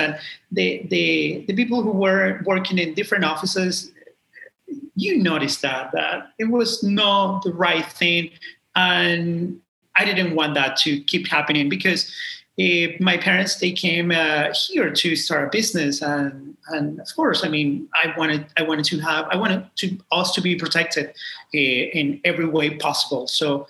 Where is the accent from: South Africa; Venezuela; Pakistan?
Venezuela; now in Ecuador; My family and I, we were living in Venezuela. I'm originally from Venezuela.